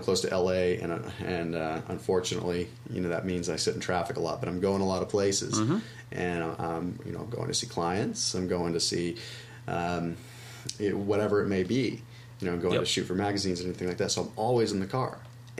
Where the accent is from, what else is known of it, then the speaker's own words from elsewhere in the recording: Sonoma, California, United States; I'm from Sonoma